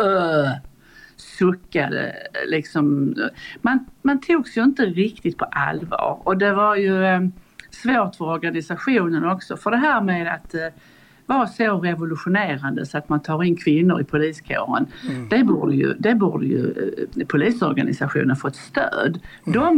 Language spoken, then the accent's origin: Swedish; Borby, Sweden; Jag kom från landet och jag kom direkt i princip från Borby.